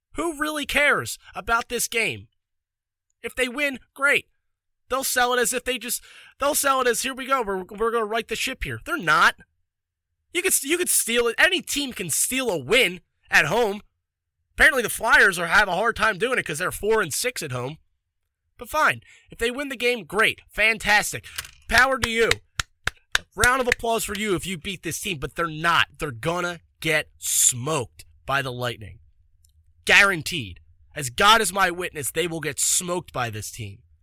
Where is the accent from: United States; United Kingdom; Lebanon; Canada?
United States; Philadelphia, Pennsylvania; as a Philadelphian